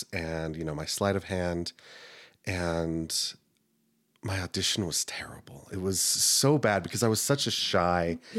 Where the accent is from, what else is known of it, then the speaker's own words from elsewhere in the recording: South Carolina, United States; born there; also born or lived in Texas / Turkey; I was a military kid, so okay. We moved around a lot. I was born in South Carolina. We moved to Texas. We lived overseas in Turkey for 2 years.